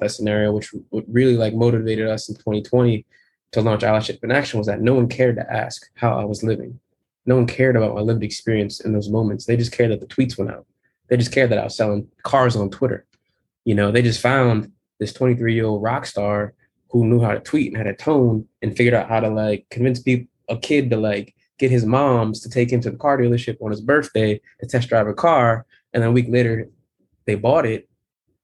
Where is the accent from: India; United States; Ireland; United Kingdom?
United States; Connecticut; moved away as an adult; also born or lived in Philadelphia; the trauma ridden place I grew up in Connecticut